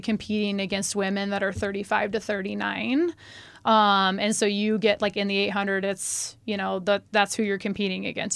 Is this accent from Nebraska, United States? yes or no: yes; Omaha, Nebraska, United States; also born or lived in Kansas City; I grew up here in Nebraska. I was actually born in Kansas City.